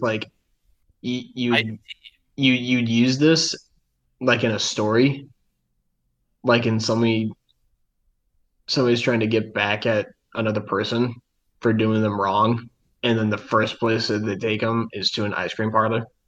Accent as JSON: {"language": "English", "region": "Midwest", "country": "United States", "said": "we're from the Midwest"}